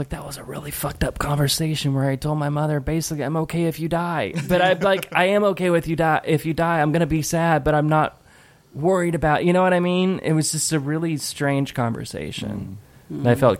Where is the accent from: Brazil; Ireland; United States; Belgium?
Ireland; I am Irish.